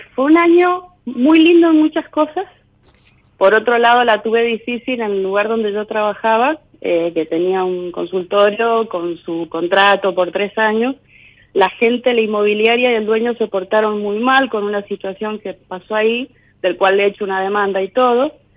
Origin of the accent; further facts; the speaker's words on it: Mendoza, Argentina; Yo soy de Mendoza